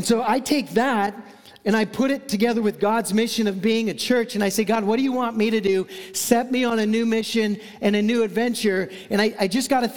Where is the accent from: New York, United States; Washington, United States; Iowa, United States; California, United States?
Washington, United States; Seattle; growing up in Seattle